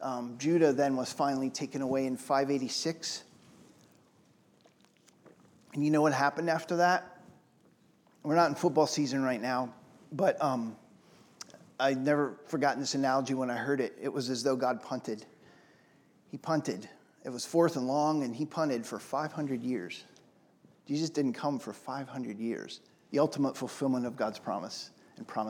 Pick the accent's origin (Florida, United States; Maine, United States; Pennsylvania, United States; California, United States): Pennsylvania, United States; Pittsburgh; I'm from Pittsburgh.